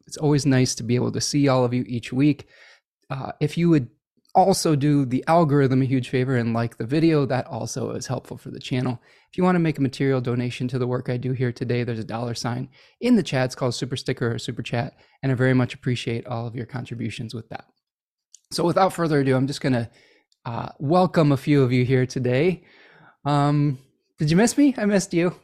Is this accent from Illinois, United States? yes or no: yes; Oak Park, Illinois, United States; I was born in Oak Park, Illinois